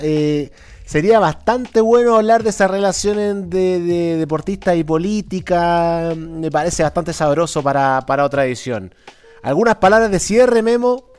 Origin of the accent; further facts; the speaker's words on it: Chile; una sociedad neoliberal como esta, como la chilena